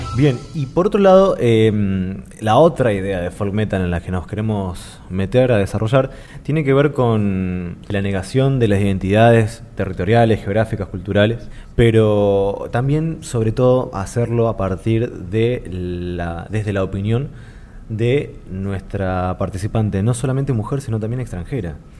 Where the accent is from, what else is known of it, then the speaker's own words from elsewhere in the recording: Argentina; comunidad argentina